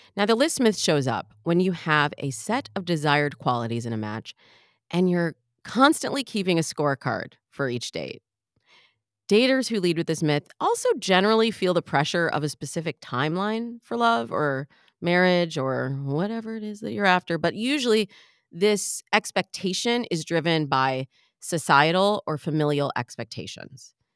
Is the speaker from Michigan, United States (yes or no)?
yes; Michigan, United States; I'm from Michigan, so I always, I have to really think about the word mirror, mirror. Am I saying that right? Mirror? Because we say mirror